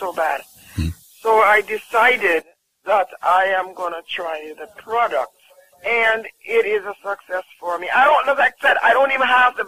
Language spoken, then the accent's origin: English; Jamaica